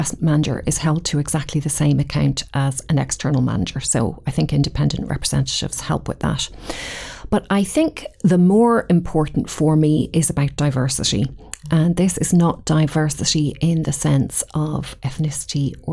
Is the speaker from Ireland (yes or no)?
yes; Dublin, Leinster, Ireland; accent: Irish; moved away as an adult; now in Edinburgh, United Kingdom; I'm Irish, born and bred in Dublin.